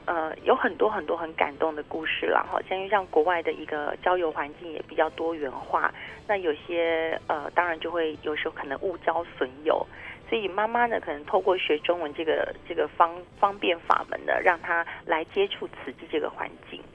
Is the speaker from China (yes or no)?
no; Taiwan; 我们台湾人